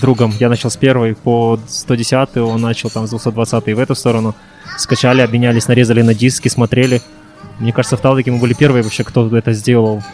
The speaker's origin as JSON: {"language": "Russian", "town": "Taldykorgan", "region": "Jetisu Region", "country": "Kazakhstan", "tie": "born or raised there", "also_born_or_lived": "Japan", "said": "перевернулся в родной город Талдыкурган"}